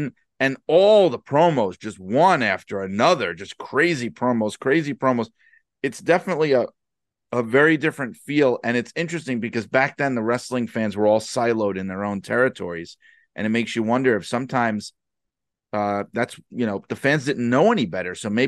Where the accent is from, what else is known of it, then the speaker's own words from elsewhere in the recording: Northeast, United States; I grew up in the Northeast and I wasn't watching wrestling back then